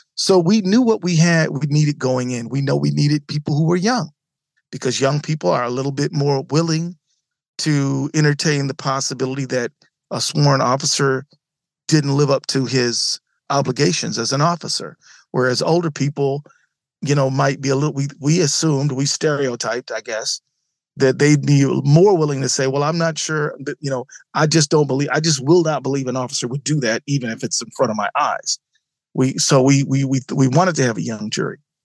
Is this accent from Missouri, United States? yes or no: no; Detroit, Michigan, United States; now in Minnesota, United States; I grew up in Detroit where there was civil unrest